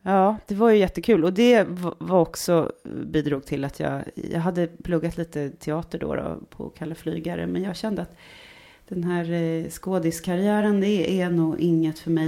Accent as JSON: {"language": "Swedish", "town": "Stockholm", "region": "Stockholm County", "country": "Sweden", "tie": "born or raised there", "accent": "stockholmska", "moved": "as an adult", "said": "Jag är uppvuxen i Stockholm, eh, både i, i, inne i stan och eh, norr om stan och väster om stan"}